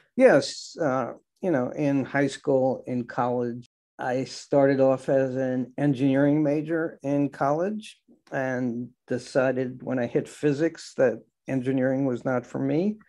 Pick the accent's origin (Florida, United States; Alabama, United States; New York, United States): New York, United States; Great Neck; also born or lived in Brooklyn, New York; I was born in Brooklyn, uh, spent the first three years of my life on East Seventeenth Street in Brooklyn, and then grew up in Great Neck on Long Island